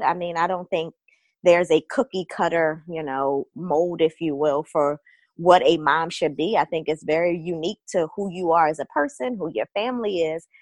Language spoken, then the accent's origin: English; Baltimore, Maryland, United States; moved away as an adult; now in Northern Virginia, United States; I am originally from Baltimore, but I've been in the Northern Virginia area for about 10 years now